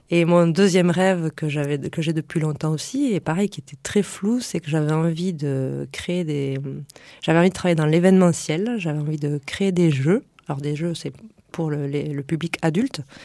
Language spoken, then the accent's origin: French; Lot, Occitania, France; also born or lived in Paris region; now in Toulouse area, France; je viens de la campagne. Euh, je viens du Lot